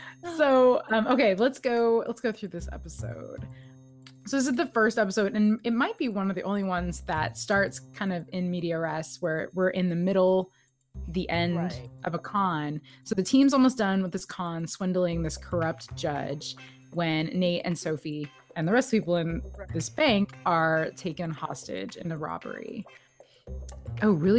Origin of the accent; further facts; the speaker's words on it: Texas, United States; I'm from Texas